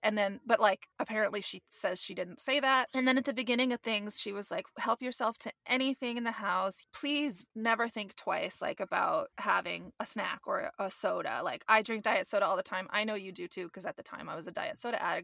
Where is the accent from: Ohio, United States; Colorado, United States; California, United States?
California, United States; Gilroy; also born or lived in San Jose, California / North San Francisco Bay Area, California; I grew up in the South Bay in Gilroy, which is where they have the Garlic Festival